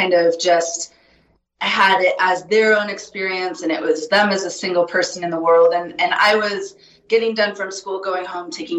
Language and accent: English; Montana, United States; moved away as an adult; also born or lived in California; now in Bozeman, United States; I grew up in Montana, moved to California